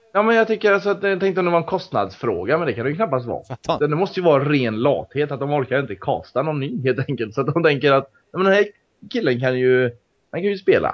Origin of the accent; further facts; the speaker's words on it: Mariestad, Västra Götaland, Sweden; moved away; Var ju hemma i Mariestad i helgen